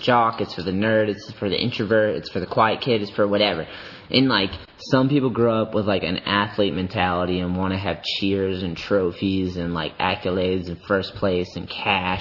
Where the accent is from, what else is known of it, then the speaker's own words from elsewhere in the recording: East Coast, United States; We grew up on the East Coast.